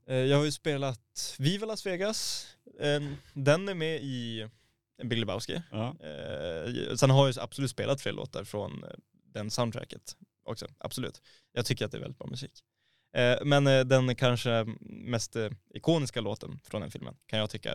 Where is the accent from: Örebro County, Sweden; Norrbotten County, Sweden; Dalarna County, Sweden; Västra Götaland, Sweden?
Norrbotten County, Sweden; Boden; moved away; när jag var hemma i Boden nu förra helgen